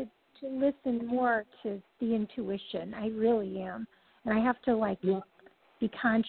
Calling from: California, United States; I'm calling from California.

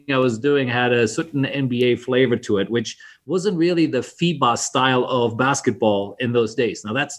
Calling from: Bangkok, Thailand; I'm calling in from Bangkok, Thailand.

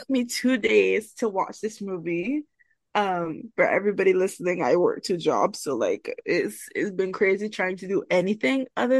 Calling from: Barbados; I'm calling in from Barbados.

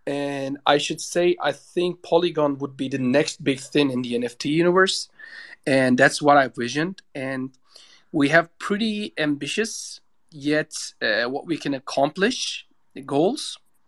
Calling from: Istanbul, Turkey; No, I'm logging from Turkey, like in Istanbul, but I don't know why it is so shitty today.

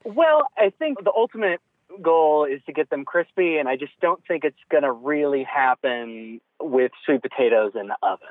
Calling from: Austin, Texas, United States

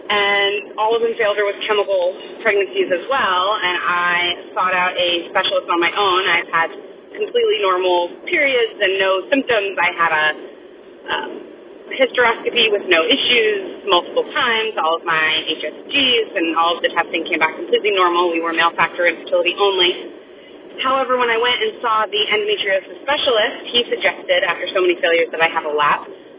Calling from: Arizona, United States; I am writing in from Arizona.

